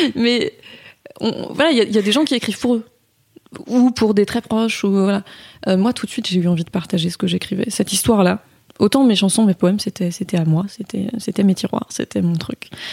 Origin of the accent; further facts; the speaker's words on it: Saint-Malo, Brittany, France; j'ai grandi à Saint-Malo